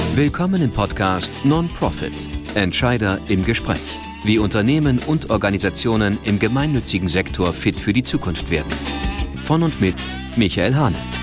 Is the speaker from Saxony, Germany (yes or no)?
no; Solingen, North Rhine-Westphalia, Germany; also born or lived in Wuppertal; ich bin 1965 geboren in Solingen, da wo die Messer herkommen. Ja. Da bin ich auch aufgewachsen